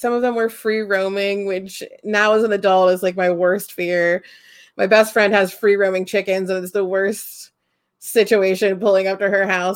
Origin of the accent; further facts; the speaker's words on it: Holmes County, Ohio, United States; I grew up in Holmes County and like Amish stuff, but like I grew up in town